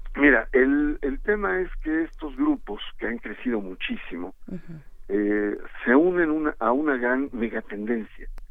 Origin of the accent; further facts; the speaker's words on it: Mexico; el equilibrio social que hemos alcanzado como mexicanos